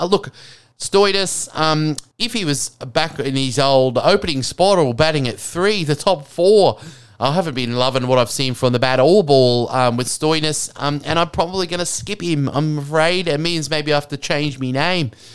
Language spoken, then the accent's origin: English; Australia; as Australian